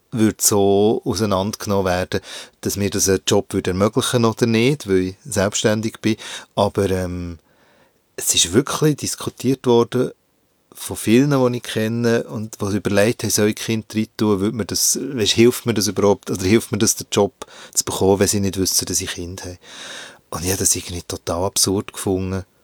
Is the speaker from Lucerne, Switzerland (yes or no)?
no; Hinterkappelen, Bern, Switzerland; Äh, ich glaube, es ist dem, was du Ghetto-Siedlung nennst. Also es hat ein paar Bauetappen dort in Hinterkappeln.